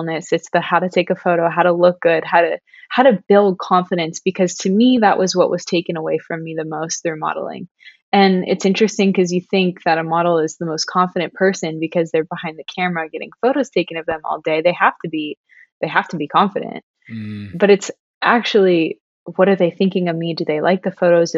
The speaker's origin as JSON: {"language": "English", "region": "Ohio", "country": "United States", "moved": "yes", "lives_now": "Los Angeles, United States", "said": "I'm from Ohio"}